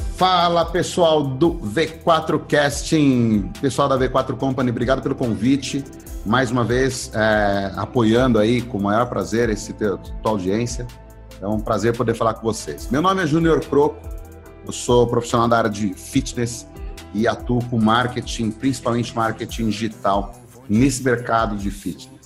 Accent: São Bernardo do Campo, São Paulo, Brazil; eu sou natural de São Bernardo, tá? É uma cidade que é ABC Paulista, em São Paulo

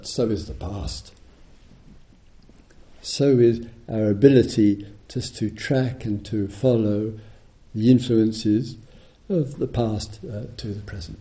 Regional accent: United Kingdom; I'm British

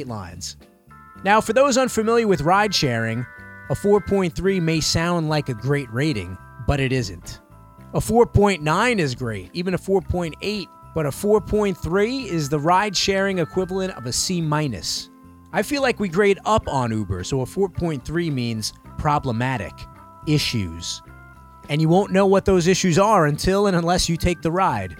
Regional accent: New York City, New York, United States; I'm from New York City.

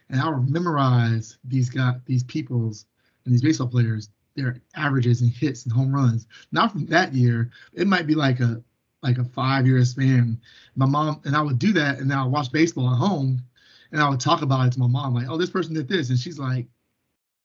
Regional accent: Arlington, Texas, United States; I was born in Arlington, Texas, which is a suburb of Dallas, Texas

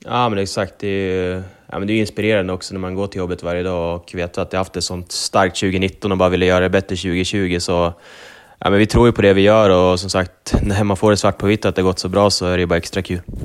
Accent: Sundsvall, Västernorrland County, Sweden; Bergsåker som är lite mer min hemtrakt

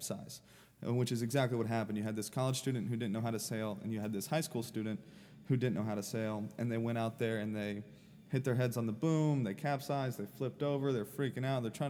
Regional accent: Sarasota, Florida, United States; now in St. Petersburg, United States; I grew up in Sarasota

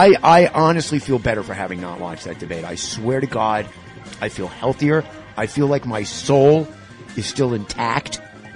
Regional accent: White Plains, New York, United States; I'm from White Plains. I was like, no, the other part of White Plains. The other side of the tracks, baby.

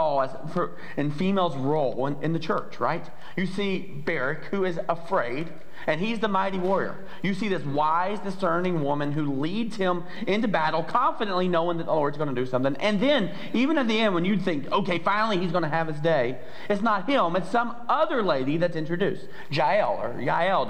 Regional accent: the South, United States; I'm from the South

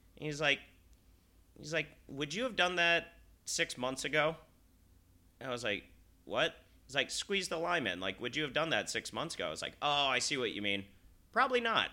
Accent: Salt Lake City, Utah, United States; I'm from Salt Lake City

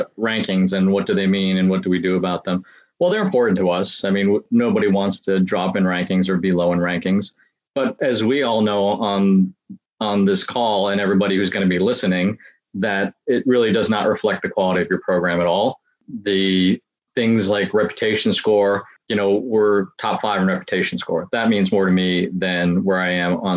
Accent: New Jersey, United States; moved away as an adult; now in Midwest, United States; I'm from the East Coast. I grew up in New Jersey

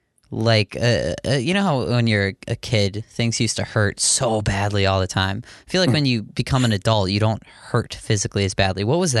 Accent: Scottdale, Pennsylvania, United States; moved away as an adult; also born or lived in New England; now in Boston, United States; I'm from Scottsdale, Pennsylvania.

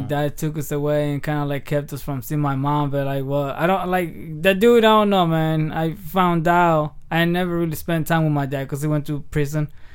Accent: Aguililla, Michoacán, Mexico; moved away; also born or lived in Hayward; I was raised in Mexico from the time I was two.

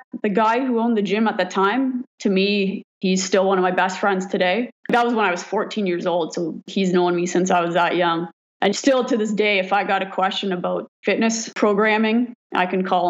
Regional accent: Port Elgin, Ontario, Canada; also born or lived in Owen Sound, Ontario; I was born in Owen Sound, Ontario. About grade six, I moved to Port Elgin. My parents actually ended up separating and getting divorced. So I moved with my mom. Port Elgin is a small town in cottage country up on Lake Huron.

